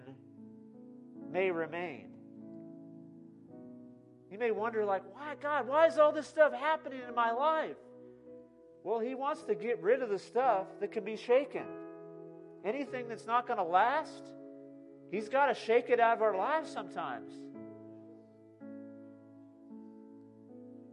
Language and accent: English; California, United States; now in Midland, United States; I grew up in California.